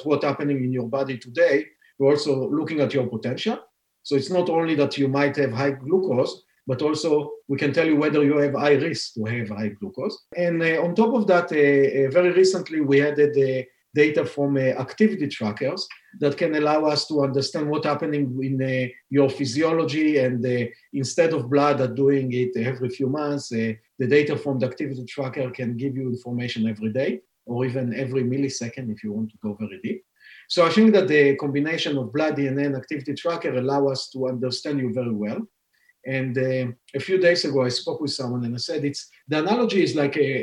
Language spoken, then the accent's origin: English; Israel; English is a second language; moved away as an adult; now in Boston, United States; You can hear from my accent that I'm not a Native American, born and raised in Israel